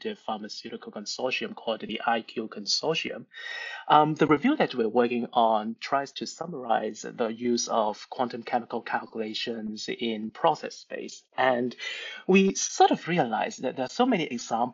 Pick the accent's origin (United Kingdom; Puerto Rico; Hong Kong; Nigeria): Hong Kong; moved away; I'm originally from Hong Kong